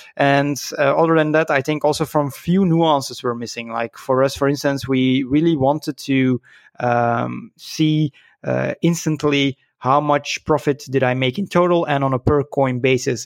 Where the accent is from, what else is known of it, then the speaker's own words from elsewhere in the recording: Belgium; I was born in Belgium, so I'm a, a Belgian lad